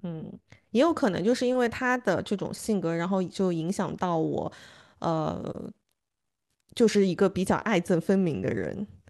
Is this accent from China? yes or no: yes; Suzhou, Jiangsu, China; 我妈妈是在长春出生的，然后他他的妈妈也是，然后大家又是好像在很小的年龄一起来到了苏州。所以他们有非常相似的这个成长的经历，然后后来那个成家之后，两家人又住得很近，都住在同一个小区里面